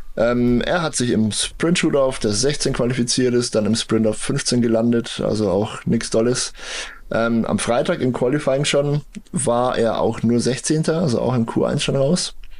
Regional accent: Bavaria, Germany; hier bei uns in Bayern

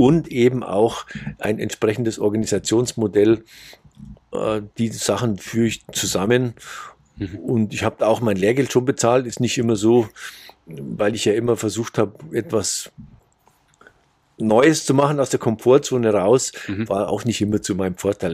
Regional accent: Bavarian Forest, Germany; moved away as an adult; also born or lived in Munich area; now in Saudi Arabia; ich bin auf dem Land aufgewachsen, im Bayerischen Wald.

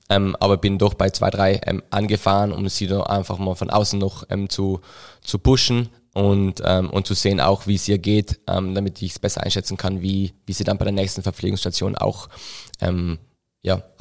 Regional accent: Trentino-Alto Adige, Italy; now in Innsbruck, Austria; ursprünglich eigentlich Südtiroler, ähm, wie man es vielleicht ein bisschen hört, ähm, ab und zu, ähm, mein Dialekt sehr gemischt mittlerweile.

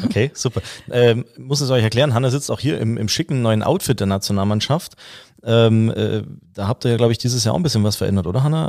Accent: Saxony, Germany; moved away; aus meiner alten Heimat, aus Sachsen

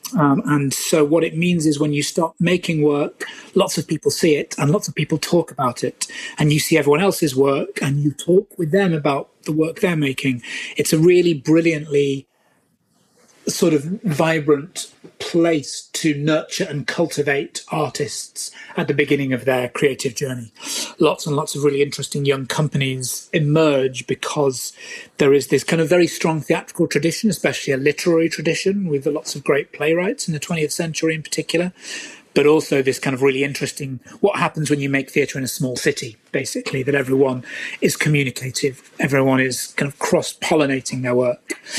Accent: United Kingdom; I'm British

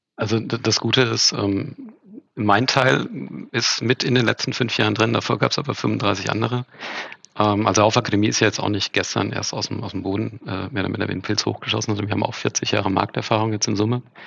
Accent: Hesse, Germany; moved away; also born or lived in Franconia / Ruhr area; geboren in Franken, groß geworden in Hessen, teilsozialisiert im Ruhrpott und jetzt wieder ganz im Süden

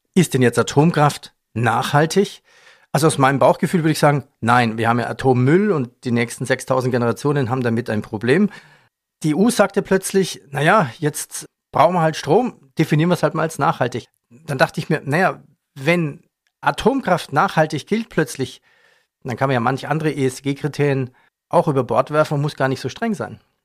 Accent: Germany; Bei uns in Deutschland

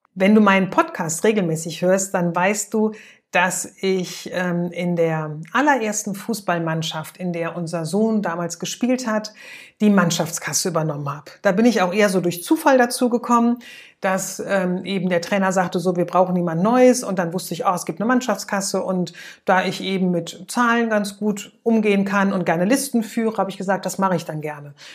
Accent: Germany; bei uns in Deutschland

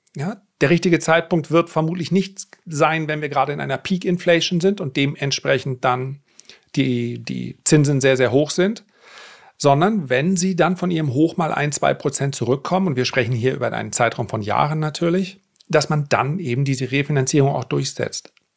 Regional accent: the North, Northern Germany, Germany; wie man bei uns im Norden sagt

